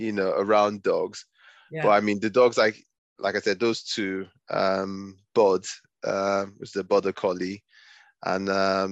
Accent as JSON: {"language": "English", "country": "Nigeria", "tie": "born or raised there", "moved": "yes", "lives_now": "United Kingdom", "said": "I grew up in Nigeria before I moved to the UK"}